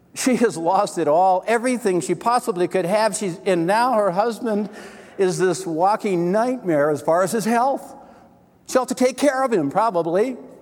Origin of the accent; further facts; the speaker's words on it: Wisconsin, United States; I was born in Wisconsin